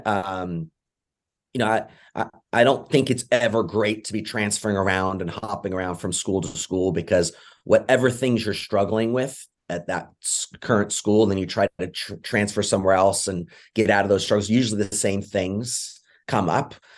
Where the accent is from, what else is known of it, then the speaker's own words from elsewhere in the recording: England, United Kingdom; moved away; I'm originally from England